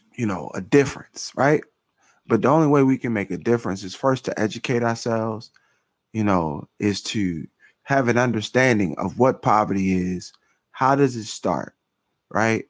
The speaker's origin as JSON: {"language": "English", "town": "Philadelphia", "region": "Pennsylvania", "country": "United States", "tie": "born or raised there", "said": "I grew up, right, I'm from North Philadelphia"}